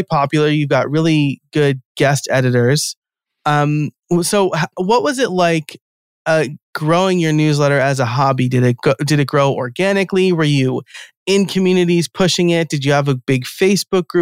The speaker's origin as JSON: {"language": "English", "country": "United States", "said": "I'm American"}